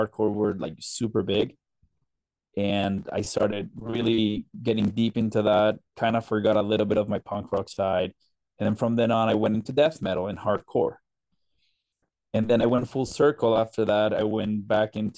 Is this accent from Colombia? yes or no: yes; Colombia; moved away; I grew up in Colombia, South America